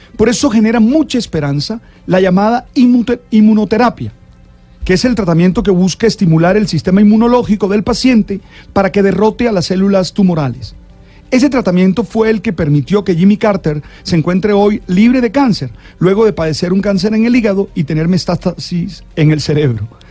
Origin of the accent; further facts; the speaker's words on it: Colombia; nos sentimos orgullosos como colombianos